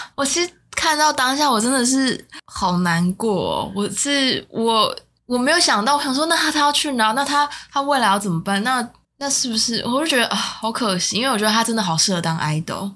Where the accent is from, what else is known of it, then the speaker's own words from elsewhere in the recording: Taiwan; 我是台湾人